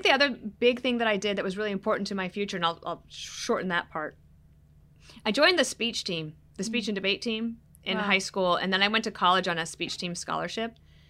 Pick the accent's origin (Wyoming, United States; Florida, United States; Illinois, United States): Wyoming, United States; also born or lived in Colorado; Like, I was born in Wyoming. I grew up in Colorado and Wyoming. My family cattle ranches in Newcastle, Wyoming.